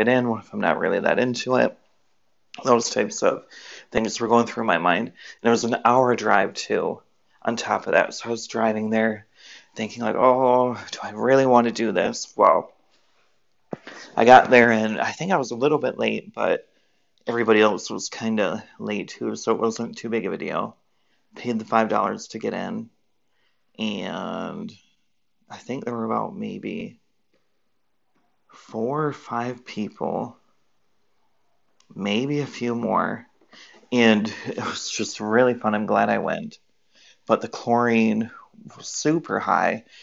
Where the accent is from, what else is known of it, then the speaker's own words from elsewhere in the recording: Michigan, United States; I'm from Michigan, but I live in Michigan